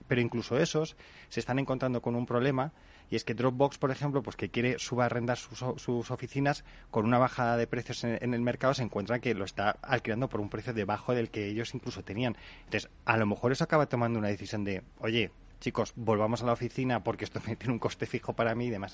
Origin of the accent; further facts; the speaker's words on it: Spain; los españoles somos muy de esto es un desastre